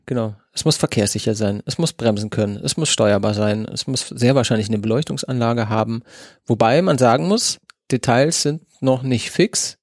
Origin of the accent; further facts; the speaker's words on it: not far from Hagen, North Rhine-Westphalia, Germany; in Nordrhein-Westfalen ist und gar nicht weit von wo ich aufgewachsen bin.